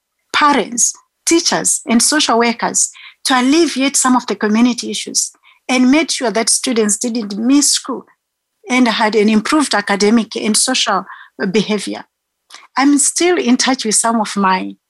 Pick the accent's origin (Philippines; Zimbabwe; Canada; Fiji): Zimbabwe; now in South Africa; I'm a South African citizen, but Zimbabwean born.